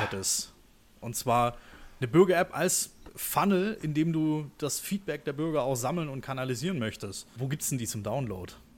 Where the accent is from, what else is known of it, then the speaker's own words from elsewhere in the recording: Stuttgart, Baden-Württemberg, Germany; moved away as an adult; ich bin ja auch gebürtiger Stuttgarter, habe da über 20 Jahre gewohnt